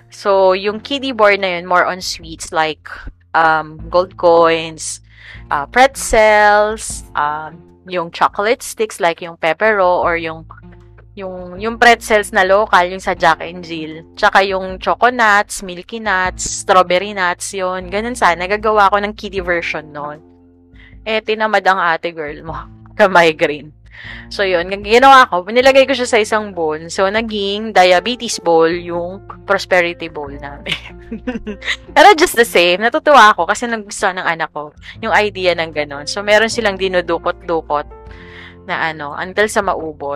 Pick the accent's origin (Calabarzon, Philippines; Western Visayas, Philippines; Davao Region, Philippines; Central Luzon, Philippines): Central Luzon, Philippines; now in Quezon City, Philippines; nung nasa Bulacan kami, I grew up in Bulacan